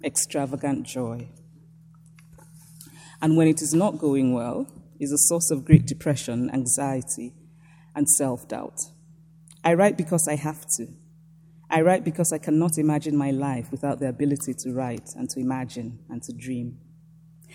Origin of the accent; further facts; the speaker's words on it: Nsukka, Enugu State, Nigeria; I was born and raised in Nsukka, a small university town in Nigeria